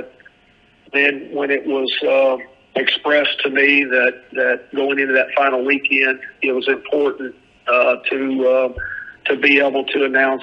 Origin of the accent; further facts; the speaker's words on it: southwest Missouri, United States; now in Hattiesburg, United States; I'm from over there in the southwest corner, but we're both Show Me State guys